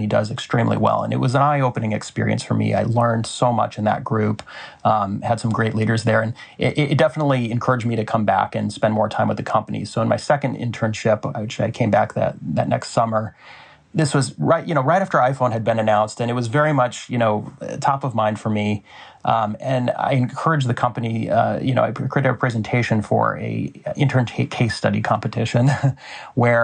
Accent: Des Moines, Iowa, United States; We grew up in Des Moines, Iowa.

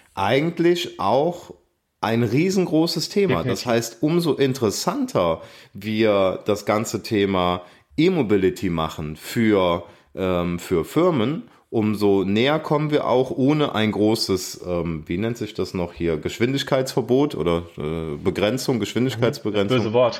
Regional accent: Aachen, North Rhine-Westphalia, Germany; ich komme aus Aachen

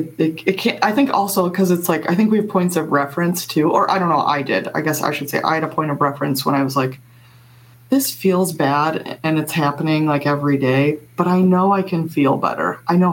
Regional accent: Midwest, United States; growing up in the Midwest, I mean, I have a lot of family members who are gun owners.

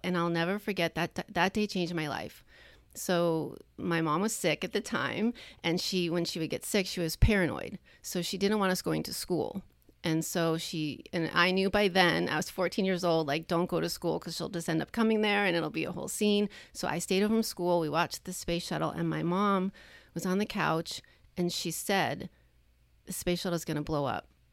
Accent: Long Island, New York, United States; now in California, United States; growing up where I grew up on Long Island

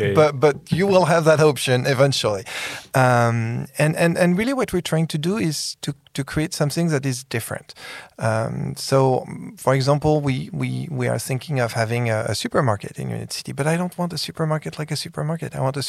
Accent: San Francisco, California, United States; Well, you know, I come from San Francisco.

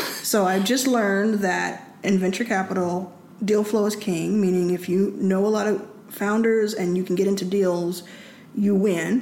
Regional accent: Texas, United States; I grew up in Texas

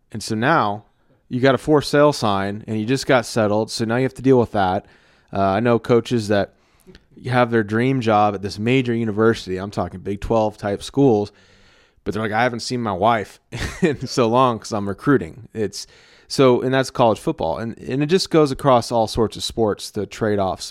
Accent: Texas, United States; I'm a Texan and I'm a creative.

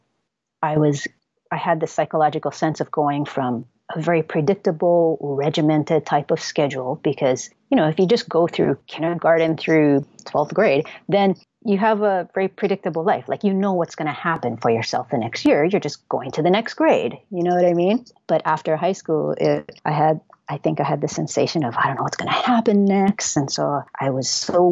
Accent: Hawaii, United States; I was born and raised in Hawaii

